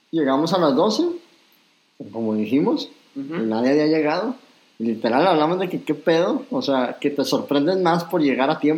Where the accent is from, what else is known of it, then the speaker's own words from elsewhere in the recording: Mexico; Como mexicanos